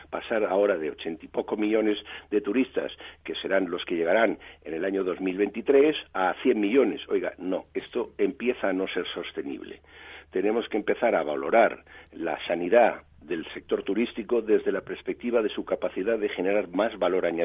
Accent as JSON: {"language": "Spanish", "country": "Spain", "said": "somos los españoles viajando por España, que es un 40% de la actividad."}